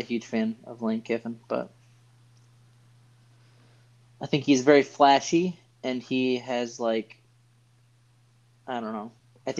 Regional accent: Michigan, United States; because I'm from Michigan, and I have a ton of Michigan friends that are fans.

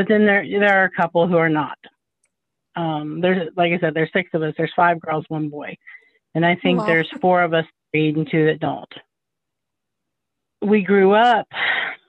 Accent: Columbus, Ohio, United States; I was born and raised in Columbus, Ohio

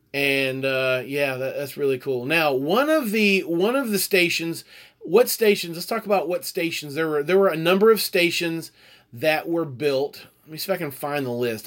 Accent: Houston, Texas, United States; I'm from Houston

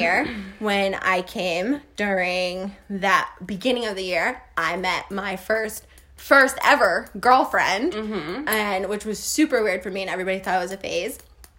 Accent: Hopatcong, New Jersey, United States; we were literally in Hopatcon for elementary school and middle school.

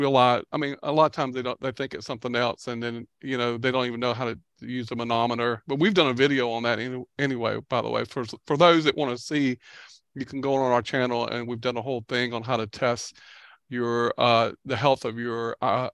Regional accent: the South, United States; I grew up in the South

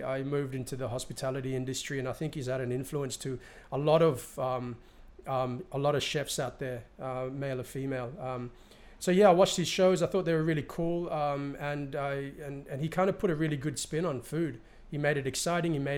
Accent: New Ireland, Papua New Guinea; moved away; also born or lived in Sydney, Australia / Hong Kong / London, United Kingdom / East New Britain; I'm from Barakah, New Island province

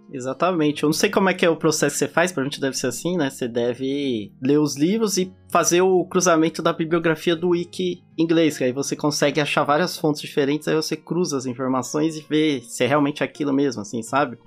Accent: Brazil; now in United States; eu sou brasileiro, eu não, não nasci aqui. Eu tenho sotaque.

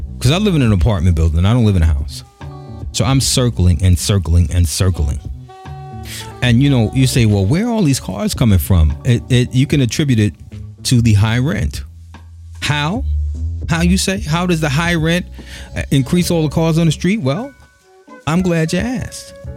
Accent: New York City, New York, United States; also born or lived in Bushwick, Brooklyn / Bed-Stuy, Brooklyn / Flatbush, Brooklyn; I'm born and raised here, born in Bushwick, grew up in Crown Heights and Bed-Stuy

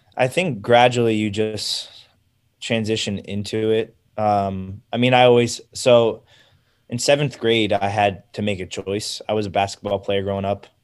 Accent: United States; I'm American

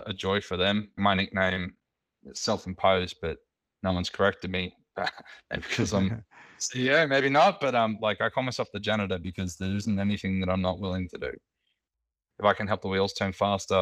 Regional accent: Sydney, New South Wales, Australia; where I grew up on Sydney's Northern Beaches

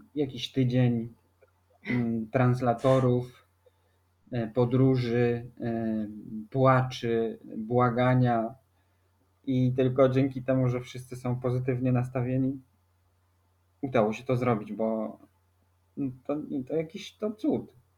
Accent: Warsaw, Masovian Voivodeship, Poland; moved away as an adult; also born or lived in Rota, Spain; bo jesteśmy z Warszawy.

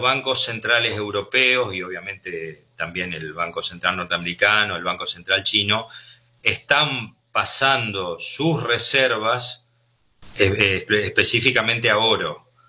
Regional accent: Argentina

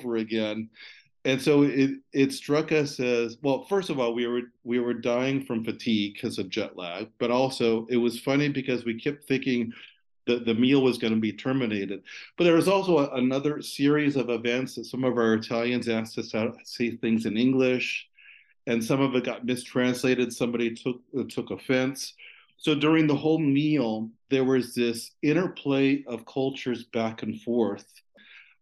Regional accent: California, United States; also born or lived in Italy; as a Californian

